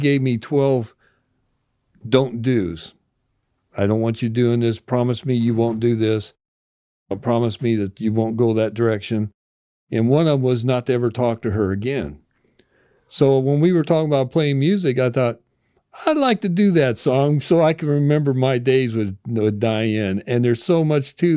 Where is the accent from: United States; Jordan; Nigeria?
United States; Rittman, Ohio; also born or lived in Akron; now in Canton, United States; growing up in Rittman, playing sports in Rittman, playing music in Rittman